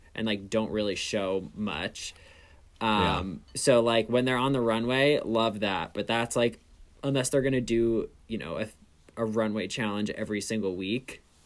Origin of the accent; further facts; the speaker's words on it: New York, United States; I am 26. I'm from New York.